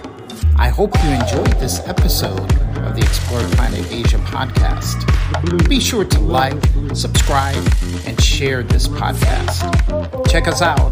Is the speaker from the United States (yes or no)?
yes; United States; moved away; I'm an American